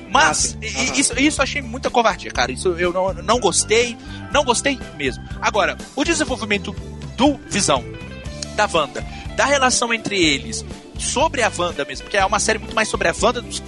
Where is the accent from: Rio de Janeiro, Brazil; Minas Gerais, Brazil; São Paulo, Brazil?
Minas Gerais, Brazil; Belo Horizonte; Eu sou de Belo Horizonte, Minas Gerais.